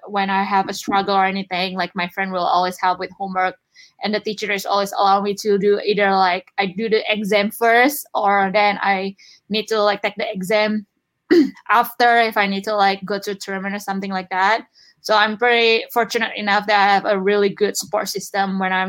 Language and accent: English; Indonesia; English is a second language; moved away as an adult; now in United States; I'm from Indonesia